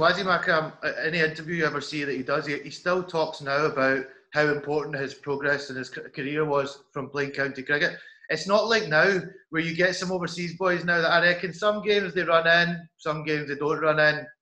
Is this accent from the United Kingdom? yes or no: yes; Scotland, United Kingdom; I'm from Scotland, I'm here on tour with the West District